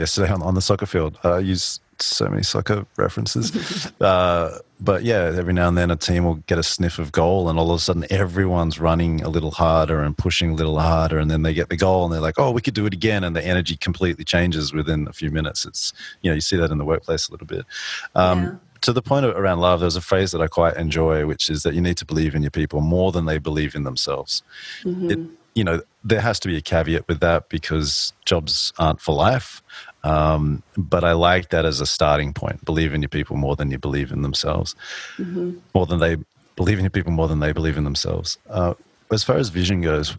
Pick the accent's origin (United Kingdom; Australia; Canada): Australia; moved away; also born or lived in New York; growing up in Australia, moving to New York taught me about different ways of working